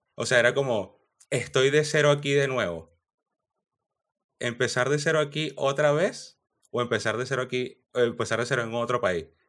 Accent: Venezuela; moved away as an adult; also born or lived in Chile; Yo salí de Venezuela y me fui a Chile

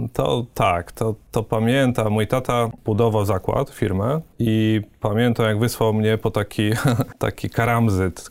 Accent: Łuków, Lublin Voivodeship, Poland; moved away as an adult; also born or lived in Warsaw; pochodzę z Łukowa, mhm. na, na Wschodzie

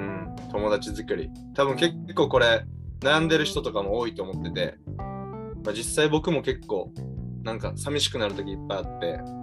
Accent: Japan; moved away as an adult; now in Canada; I'm from Japan

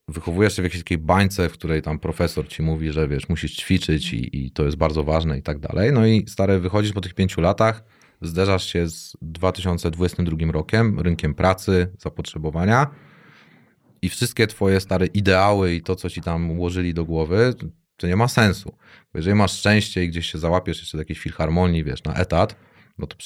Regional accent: Warsaw, Masovian Voivodeship, Poland; now in Tricity, Poland; jak ja z Warszawy, wiesz, to przeszczep, nie?

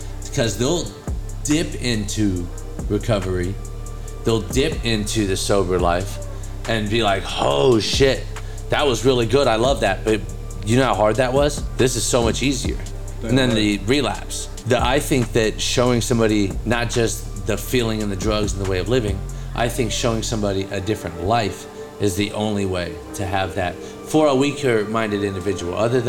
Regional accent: Sacramento, California, United States; moved away; I'm from Sacramento, California

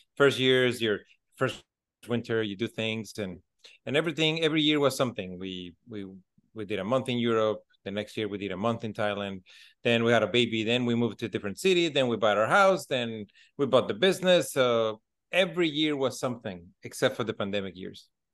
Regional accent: Mexico City, Mexico; also born or lived in Alberta, Canada; now in Dominican Republic; I'm originally from Mexico City. So then we moved into Canada

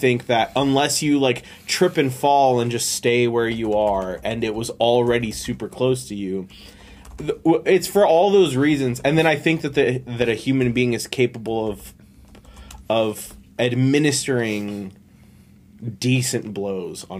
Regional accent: Florida, United States; growing up in Florida

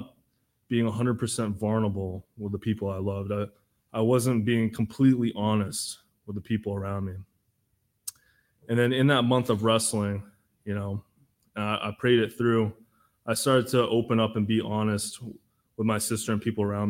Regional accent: Massachusetts, United States; I'm from Massachusetts

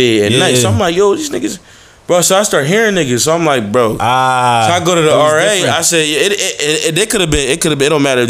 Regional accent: Philadelphia, Pennsylvania, United States; also born or lived in Vermont; I'm from Philly.

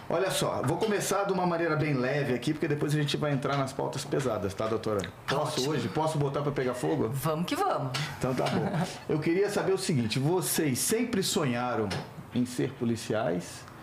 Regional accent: Niterói, Rio de Janeiro, Brazil; born there; Nasci em Niterói.

